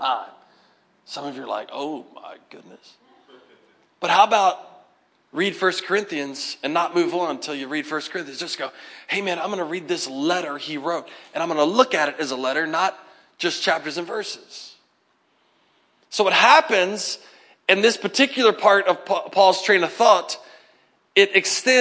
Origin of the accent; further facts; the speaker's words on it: United States; as Americans